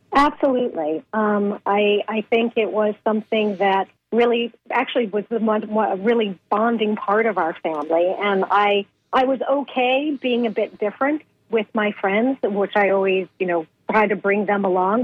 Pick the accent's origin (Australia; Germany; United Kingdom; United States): United States; Boston, Massachusetts; I grew up in in New England, Boston mm. area